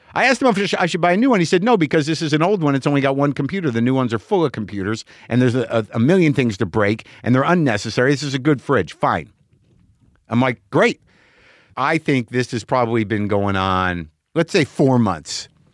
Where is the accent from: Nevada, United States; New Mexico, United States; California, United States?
New Mexico, United States; Albuquerque; moved away; Albuquerque, New Mexico, my hometown